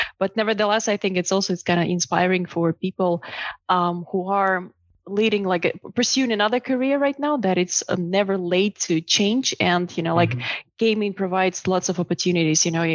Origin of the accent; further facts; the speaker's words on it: Belarus; also born or lived in China / Uruguay; now in United States; I'm originally from Belarus